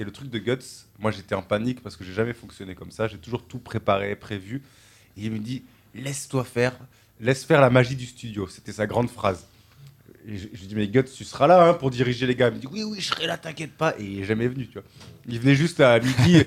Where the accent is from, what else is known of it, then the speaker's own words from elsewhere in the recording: Toulouse, Occitania, France; moved away; ma famille, j'ai grandi là, donc je suis un enfant du pays